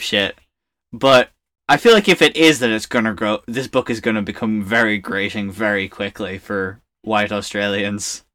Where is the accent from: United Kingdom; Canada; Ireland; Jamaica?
Ireland; growing up in Ireland